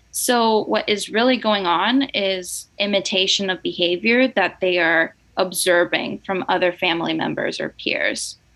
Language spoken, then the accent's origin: English; Nicaragua; moved away; also born or lived in Boston; I'm originally from Nicaragua and I grew up in a fully bilingual household.